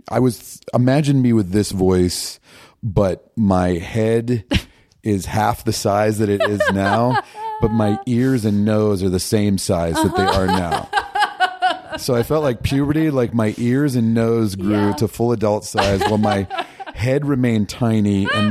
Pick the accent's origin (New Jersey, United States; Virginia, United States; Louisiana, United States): Virginia, United States; I grew up in Northern Virginia, DC suburbs.